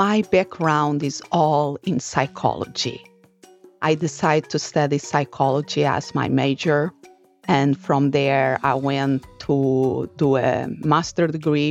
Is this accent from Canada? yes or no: no; Portugal; moved away as an adult; now in United States; I'm originally from Portugal, and I moved here to the United States